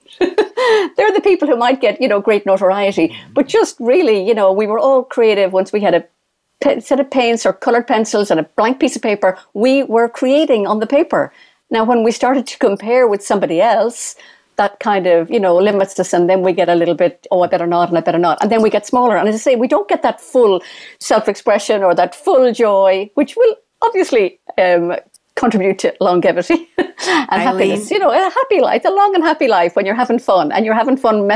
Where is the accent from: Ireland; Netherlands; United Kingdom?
Ireland; when we're Irish